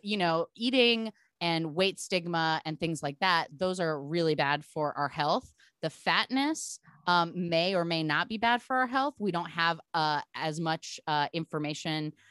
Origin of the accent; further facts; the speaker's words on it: Portland, Oregon, United States; I'm from Portland, Oregon, so being bizarre is my culture also